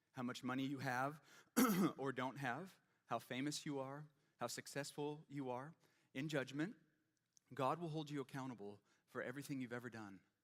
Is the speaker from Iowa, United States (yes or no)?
yes; Ames, Iowa, United States; first language English; I was born in Ames, Iowa